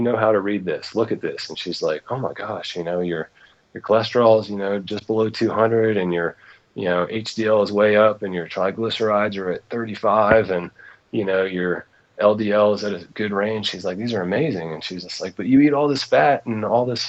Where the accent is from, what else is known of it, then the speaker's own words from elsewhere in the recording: East Tennessee, United States; I grew up in East Tennessee, actually, so I'm kind of a Southern boy myself